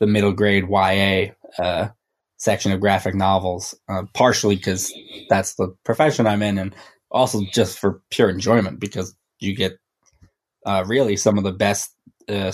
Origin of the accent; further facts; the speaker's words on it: Rhode Island, United States; now in New York, United States; I grew up in Rhode Island. I live in New York now